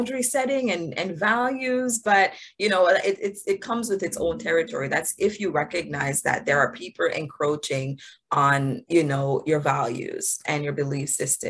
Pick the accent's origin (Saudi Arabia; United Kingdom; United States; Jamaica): Jamaica; So I'm from Jamaica. I was born in Jamaica.